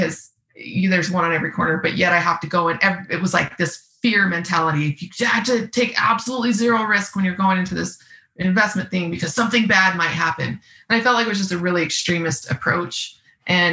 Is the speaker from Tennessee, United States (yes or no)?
no; Seattle, Washington, United States; moved away; also born or lived in Austin, Texas / Salt Lake City, Utah; So I grew up in Seattle, Washington